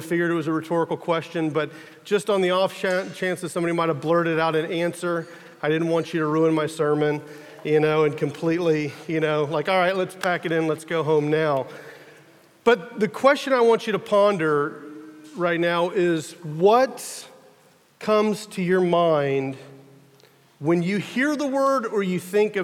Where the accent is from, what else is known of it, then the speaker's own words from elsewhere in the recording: United States; I'm from America